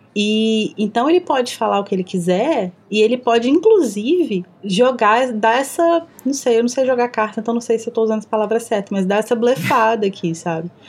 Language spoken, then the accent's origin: Portuguese; Minas Gerais, Brazil; accent: mineiro; eu falo com sotaque mineiro super carregado